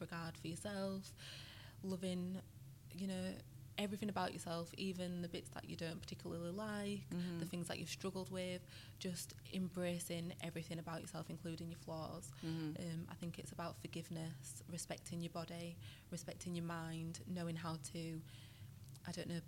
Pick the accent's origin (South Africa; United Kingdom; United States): United Kingdom; Yorkshire and the Humber; I'm from West Yorkshire. So I live in a place near Leeds